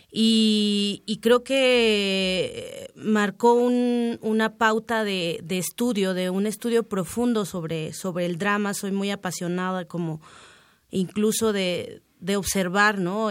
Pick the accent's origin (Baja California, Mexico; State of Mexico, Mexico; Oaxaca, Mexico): Oaxaca, Mexico; Miahuatlán de Porfirio Díaz; Pues en Miahuatlán, en el barrio chico de Miahuatlán, de Porfirio Díaz, Oaxaca, en la Sierra Sur del Estado, zona zapoteca.